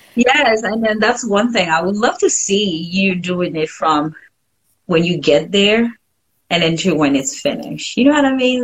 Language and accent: English; Haiti; first language French; English is a second language; moved away; i grew up in haiti so french is my first language